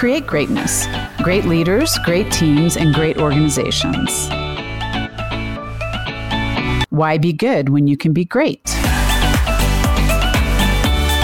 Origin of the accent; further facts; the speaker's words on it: Kansas, United States; we're both from Kansas